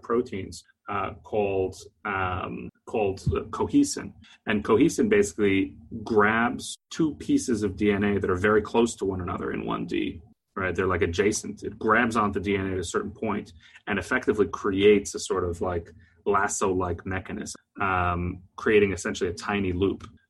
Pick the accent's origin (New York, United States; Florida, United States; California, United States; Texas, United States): Texas, United States; I'm from Texas.